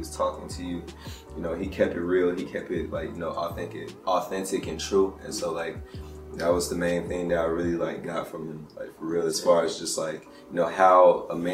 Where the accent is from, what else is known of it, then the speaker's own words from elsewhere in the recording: Ellenwood, Georgia, United States; also born or lived in Decatur, Georgia / Gresham Park, Georgia; I spent that in Ellenwood, so I claim Ellenwood.